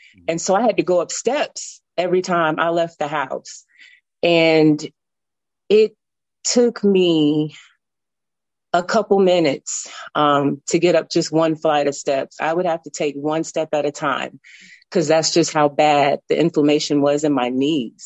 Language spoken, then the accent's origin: English; Tennessee, United States; moved away as an adult; now in Alabama, United States; I'm from Tennessee. I moved to Alabama back in 2005